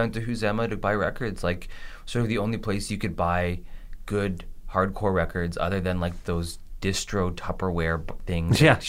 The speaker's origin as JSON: {"language": "English", "town": "Caledon", "region": "Ontario", "country": "Canada", "tie": "born or raised there", "said": "I grew up with Mike in Caledon, and it was wonderful. I loved it. I mean, I think I missed out on some of the really great things that Carmen got to experience because we were super rural"}